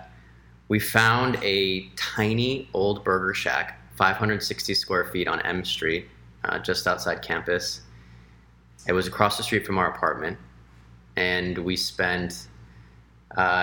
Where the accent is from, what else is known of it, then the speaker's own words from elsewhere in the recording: Los Angeles, California, United States; moved away as an adult; also born or lived in Washington, D.C.; I grew up in Los Angeles, and I'm half Mexican, half Chinese.